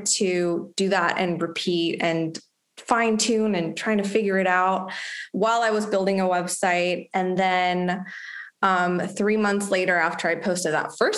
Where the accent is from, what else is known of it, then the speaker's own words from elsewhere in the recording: Mexico; moved away as an adult; also born or lived in Los Angeles, United States; now in United States; I'm actually from Mexico and I moved to the US when I was 21 for college